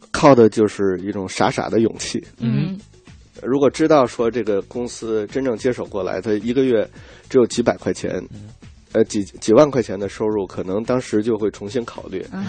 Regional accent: China; moved away; also born or lived in United States; 觉得这中国虽然说是比美国要落后，但是这是我的故乡吧

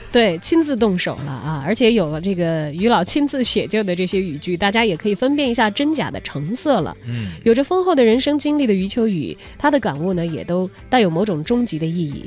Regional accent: Chongqing, China; 我的老家重庆

